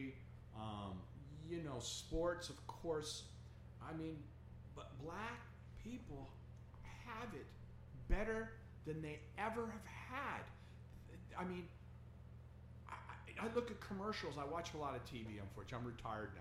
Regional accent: New York, United States; moved away; I was originally from New York, right? And you know, when I grew up as a kid in the 60s

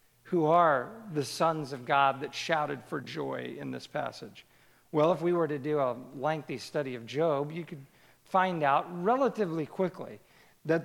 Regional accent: Kansas City, United States; I grew up in Kansas City, the youngest of three boys

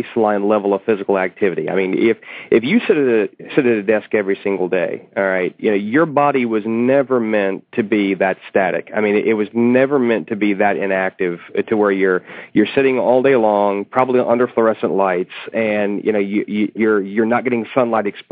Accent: United States; we as Americans

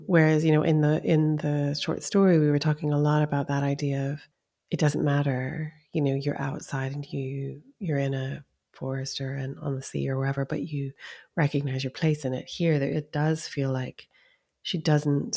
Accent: East Coast, United States; also born or lived in California; now in Scotland, United Kingdom; I lived there for a year when I was young, but I grew up on the East Coast.

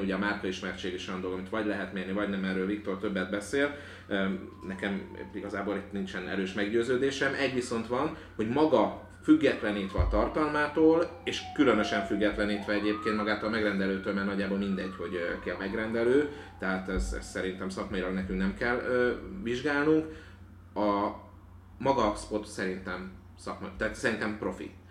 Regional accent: Hungary; first language Hungarian; itt születtem, és az anyanyelvemnek is tekintem

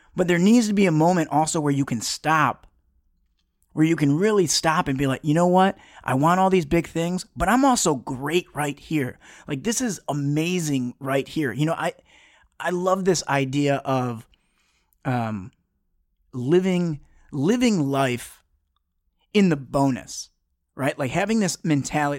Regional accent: Detroit, Michigan, United States; I grew up in, you know, I'm originally from Metro Detroit on the, uh, just outside of Southwest Detroit

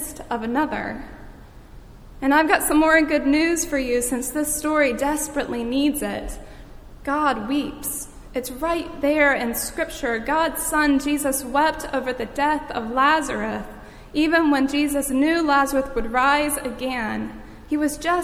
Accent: Boardman?, North Carolina, United States; moved away; my hometown of Bowdies, North Carolina

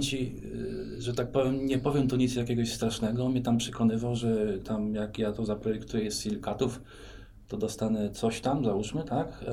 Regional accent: Bydgoszcz, Kuyavian-Pomeranian Voivodeship, Poland; also born or lived in Solec Kujawski / Gdańsk; ja jestem bydgoszczaninem, to znaczy urodziłem się w Bydgoszczy, w szpitalu na kapuściska

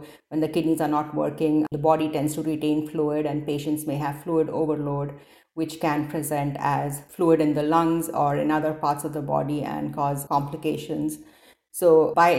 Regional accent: India; moved away as an adult; also born or lived in Detroit / Cincinnati; now in Seattle, United States; I grew up in India and I did my initial medical school training there

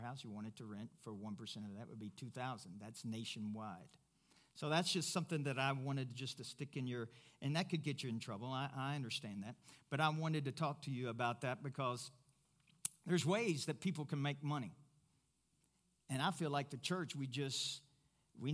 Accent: Kentucky, United States; now in Pueblo, United States; I'm from Kentucky.

